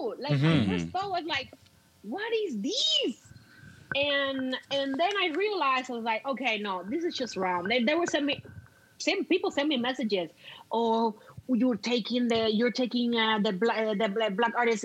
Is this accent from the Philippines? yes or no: no; Cuba; moved away as an adult; now in Canada; remember, I'm Cuban. I come from an island.